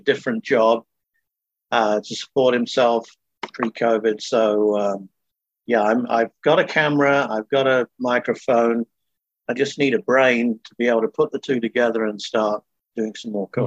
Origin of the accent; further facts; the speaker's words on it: Manchester, North West England, United Kingdom; moved away as an adult; also born or lived in Napa, California / Texas; now in Ukiah, United States; I was born in Manchester, England. I came over to the States in 1996